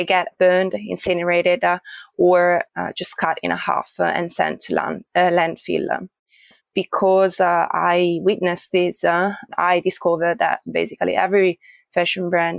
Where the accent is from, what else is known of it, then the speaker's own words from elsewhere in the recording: Italy; moved away as an adult; now in Australia; I am originally from Italy